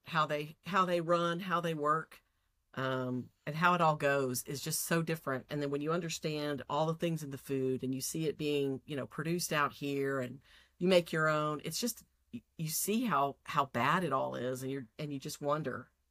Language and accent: English; Texas, United States; I'm from Texas